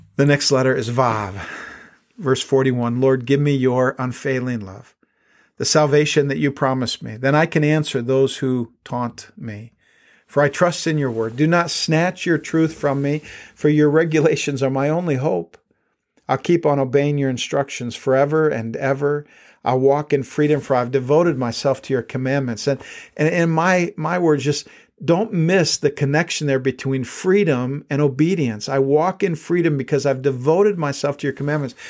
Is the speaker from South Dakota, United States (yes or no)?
yes; South Dakota, United States; when I was a kid growing up in South Dakota, we didn't have all that much money